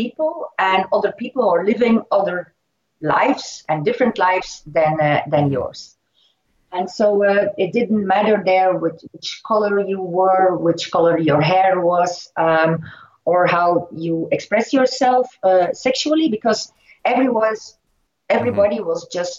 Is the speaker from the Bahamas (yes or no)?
no; Ghent, Flanders, Belgium; In my hometown, in Ghent